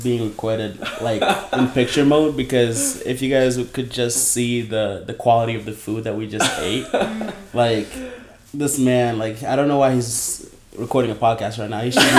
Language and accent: English; Kenya; I'm this Kenyan